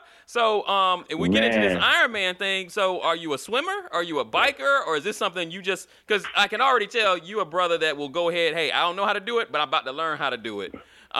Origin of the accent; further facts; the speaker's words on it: Florida, United States; We had a pool when I was a kid. I'm from Florida. Everybody has a pool.